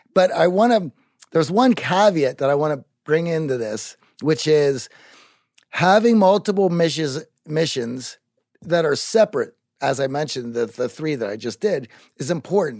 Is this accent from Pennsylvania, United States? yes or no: yes; Greensburg, Pennsylvania, United States; moved away; I grew up in Greensburg, Pennsylvania